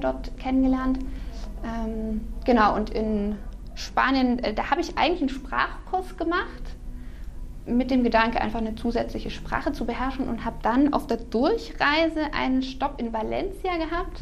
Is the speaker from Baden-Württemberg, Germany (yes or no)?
yes; Herrenberg, Baden-Württemberg, Germany; ich komme äh, aus Kuppingen, mhm. also bin quasi Herrenbergerin äh, äh, schon seit immer. Ähm, bin dort aufgewachsen